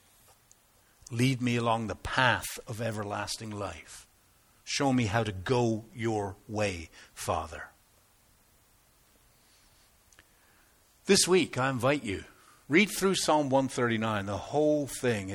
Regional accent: United Kingdom; moved away; I'm typically British

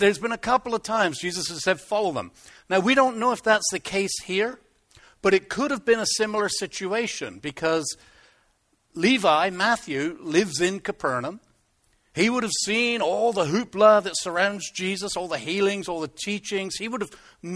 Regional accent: Plymouth, South West England, United Kingdom; moved away; I come from Plymouth

